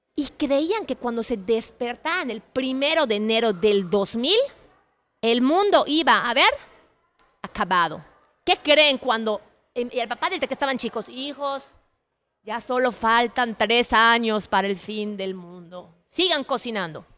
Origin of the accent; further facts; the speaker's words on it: Mexico; yo soy mexicana